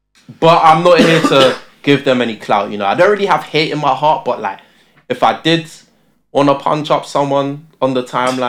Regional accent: Luton, East of England, United Kingdom; born or raised there; also born or lived in Tottenham, London

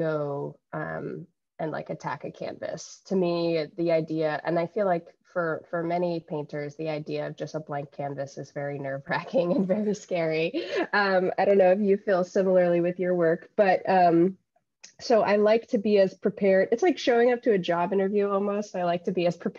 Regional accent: Salem, Massachusetts, United States; moved away as an adult; also born or lived in Boston, Massachusetts; now in New Haven, United States; I was born there in 1992 in the city of witches. I was born in Salem

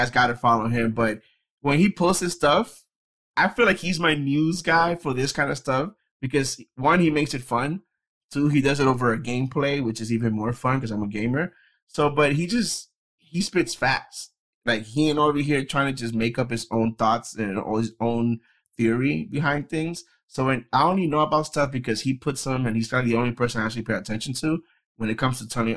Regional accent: New York, United States; moved away as an adult; also born or lived in Dominican Republic; now in Florida, United States; I was born in the Dominican Republic, raised in New York, and I live every side in Florida.

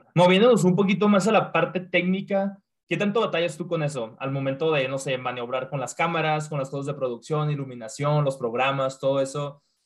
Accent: Mexico; moved away; en mi trabajo no, soy el único mexicano

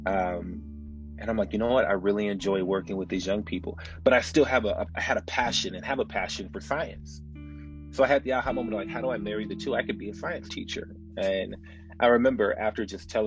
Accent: Chicago, Illinois, United States; moved away as an adult; also born or lived in Arizona; now in Phoenix, United States; I'm born and raised in Chicago. So I was born and raised in Chicago

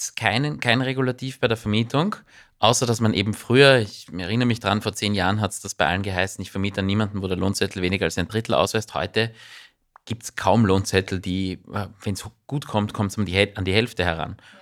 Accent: Austria; bei uns in Österreich

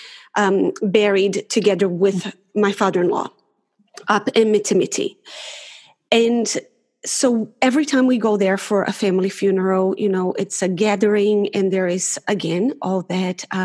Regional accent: Brazil; moved away as an adult; now in Auckland, New Zealand; I'm originally from Brazil

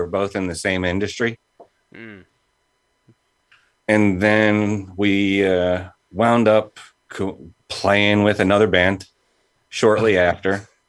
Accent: Huntington, New York, United States; I'm from Huntington, Long Island.

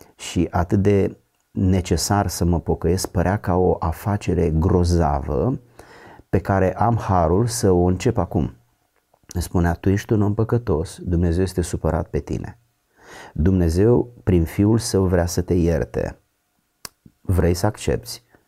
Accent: a village near Giurgiu, Giurgiu County, Romania; n-am avut absolut nicio legătură decât cu biserica ortodoxă din satul meu. Însă după ce am devenit adolescent și am mers la Giurgiu în oraș

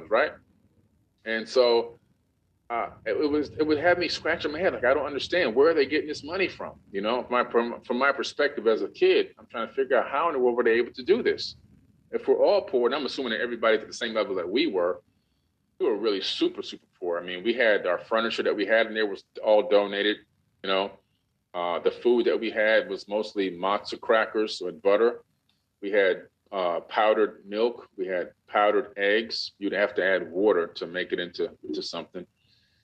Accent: Opa-locka, Florida, United States; also born or lived in New York; the city that I grew up

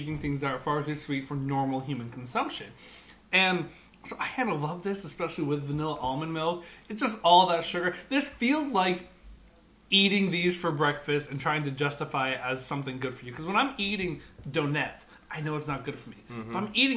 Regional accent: East Coast, United States; When I was younger, I grew up on the East Coast, and we used to drink coffee milk.

